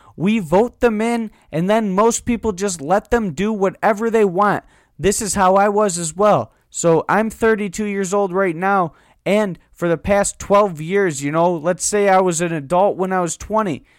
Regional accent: United States; We're all American citizens

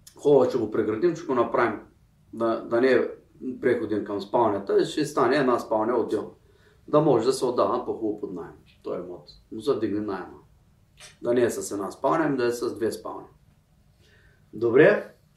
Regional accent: Bulgaria; ние тук сме си българи

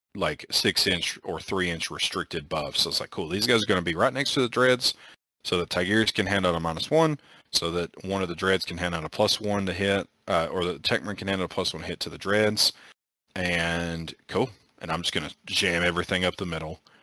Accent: Arkansas, United States; we're from Arkansas

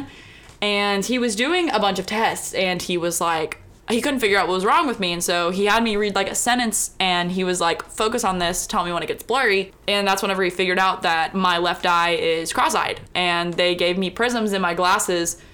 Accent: Houston, Texas, United States; moved away; I am from Houston, like inside Beltway 8, Houston.

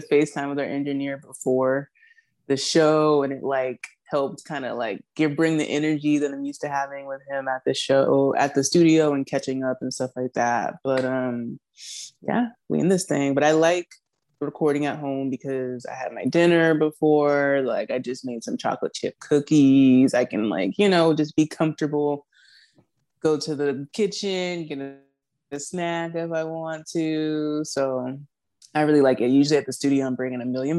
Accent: Charleston, South Carolina, United States; also born or lived in Dallas, Texas; I'm originally from Charleston, born and raised here

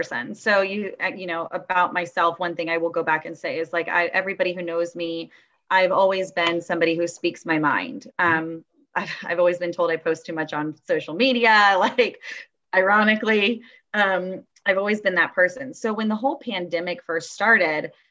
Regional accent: Tampa, Florida, United States; I am from Tampa, Florida

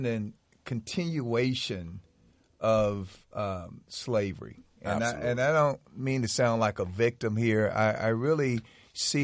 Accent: Houston, Texas, United States; also born or lived in Tulsa, Oklahoma; now in Georgia, United States; I'm originally from Houston, Texas, via Tulsa, Oklahoma

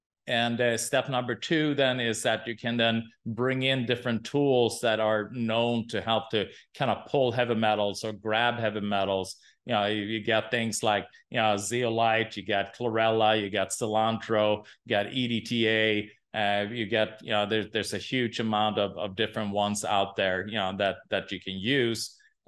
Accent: Sweden; English is a second language; Yeah, I'm from Sweden.

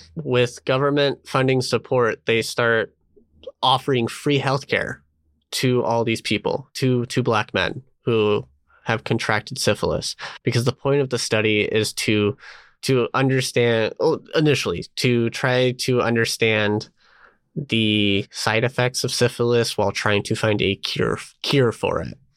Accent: Colorado, United States; I'm from Colorado

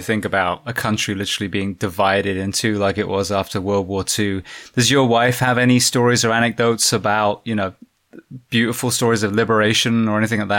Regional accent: England, United Kingdom; moved away; also born or lived in Japan; when they discovered that I was English

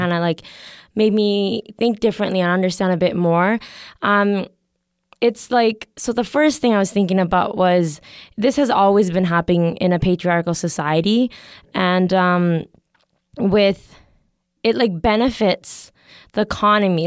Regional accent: Canada; I'm also from Canada

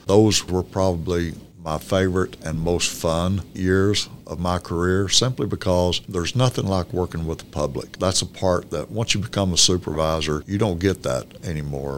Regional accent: Norfork, Arkansas, United States; also born or lived in Mountain Home, Arkansas; I graduated from Norfolk.

